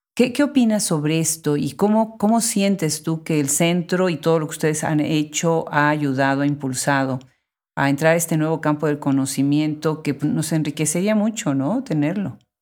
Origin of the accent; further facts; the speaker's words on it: Puebla, Mexico; yo soy de Puebla